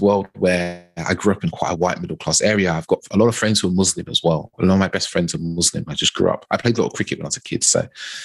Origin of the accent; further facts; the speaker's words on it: United Kingdom; even as a British black man, there's a slight different nuance from the American black man as well, right? And, you know, you can break it down into, like, my parents are Caribbean